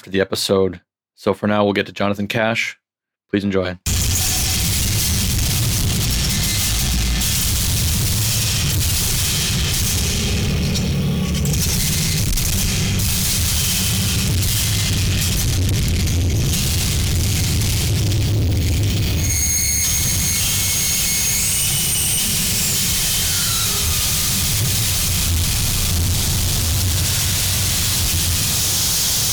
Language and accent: English; Minneapolis, Minnesota, United States; I'm from Minneapolis